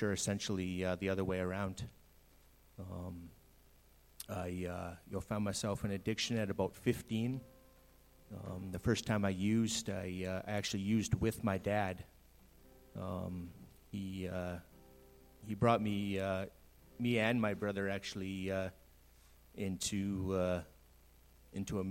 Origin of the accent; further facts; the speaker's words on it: British Columbia, Canada; moved away as an adult; also born or lived in Saskatchewan / Kelowna; I went to BC in 1990. Grew up there